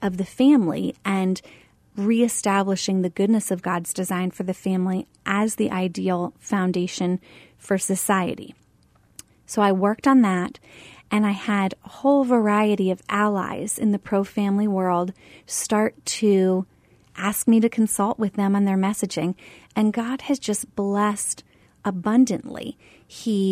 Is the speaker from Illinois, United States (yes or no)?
no; Pennsylvania, United States; moved away as an adult; now in Arizona, United States; I grew up in Pennsylvania